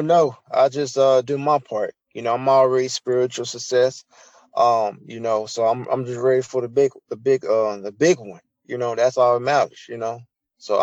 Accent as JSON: {"language": "English", "country": "United States", "accent": "country", "said": "I'm country"}